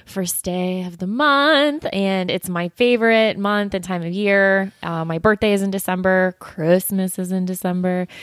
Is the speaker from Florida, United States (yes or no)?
yes; South Florida, United States; moved away as an adult; now in Atlanta, United States; I grew up in South Florida